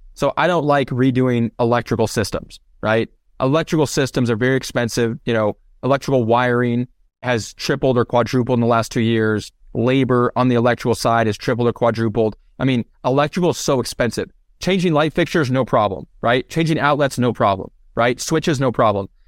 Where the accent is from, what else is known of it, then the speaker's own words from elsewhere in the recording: Des Moines, Iowa, United States; moved away as an adult; now in Denver, United States; I grew up in Des Moines, Iowa